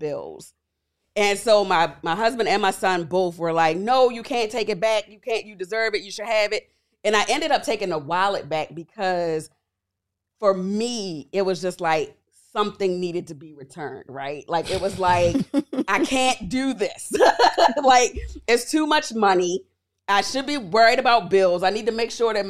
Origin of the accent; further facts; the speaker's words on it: Baltimore, Maryland, United States; moved away; coming from Baltimore, Baltimore itself has such a stigma around it, but growing up in it